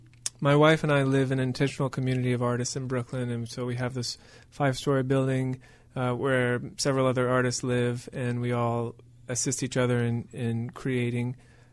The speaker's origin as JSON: {"language": "English", "country": "Venezuela", "tie": "born or raised there", "said": "I grew up with tribes in Venezuela. My parents were doctors to a particular tribe called the Yupa tribe."}